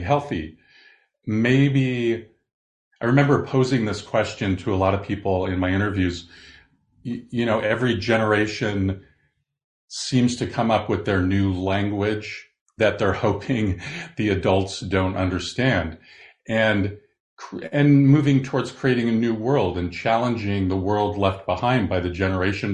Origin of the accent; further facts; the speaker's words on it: Southern California, United States; growing up in Southern California